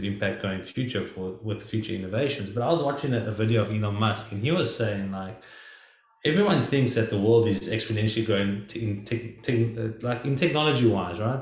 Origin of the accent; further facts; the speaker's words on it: South Africa; now in United States; us growing up in South Africa and now me living in the United States